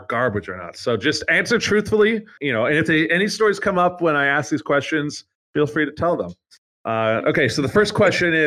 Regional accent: Canada; I'm from Canada

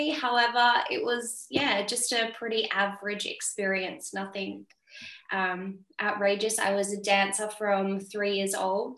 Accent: Sydney, New South Wales, Australia; moved away as an adult; now in Europe; I'm from Sydney, Australia. I grew up in St. George area

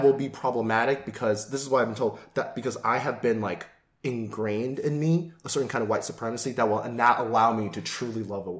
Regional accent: United States; Yeah. So I was born here, but my parents are from Taiwan.

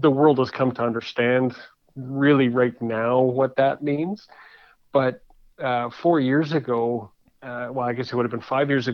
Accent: Calgary, Alberta, Canada; moved away as an adult; also born or lived in Toronto / Winnipeg; I was fortunate enough to grow up in Calgary

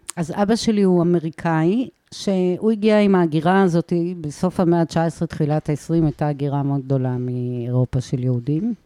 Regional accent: Ma'ale HaHamisha, Jerusalem District, Israel; moved away as an adult; also born or lived in Tel Aviv; now in Bat Galim, Israel; מעלה החמישה היא בין אבו גוש לקטנה

